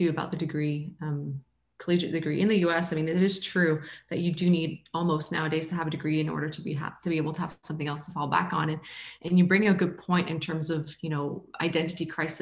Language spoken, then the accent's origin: English; Canada; moved away as an adult; I grew up in Canada